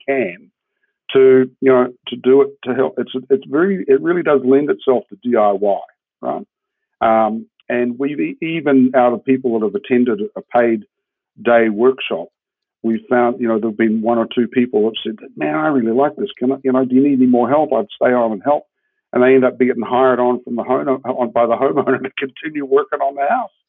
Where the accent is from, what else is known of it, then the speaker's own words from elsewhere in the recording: New Zealand; moved away as an adult; also born or lived in Switzerland; now in Jacksonville, United States; I'm a Kiwi and I come from a country of 60 million sheep